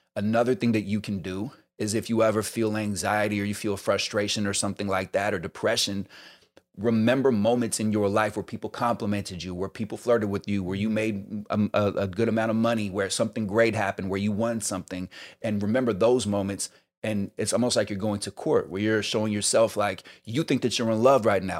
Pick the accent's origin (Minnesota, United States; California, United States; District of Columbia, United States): California, United States; the Bay Area; also born or lived in New York; now in Los Angeles, United States; I'm originally from the Bay